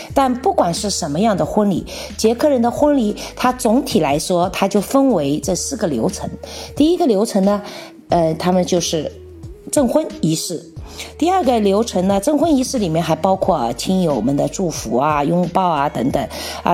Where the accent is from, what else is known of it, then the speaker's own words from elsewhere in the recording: China; moved away as an adult; now in Czech Republic; 我们来自大中国